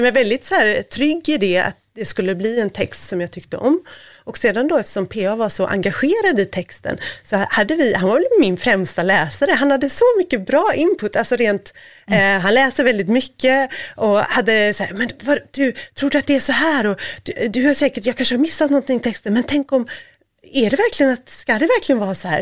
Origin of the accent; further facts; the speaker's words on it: Gothenburg, Västra Götaland, Sweden; now in Stockholm, Sweden; jag är göteborgare